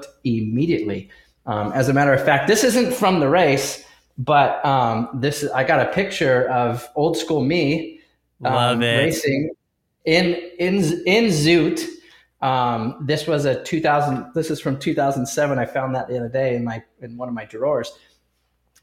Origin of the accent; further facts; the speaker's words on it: Southern California, United States; I grew up in Southern California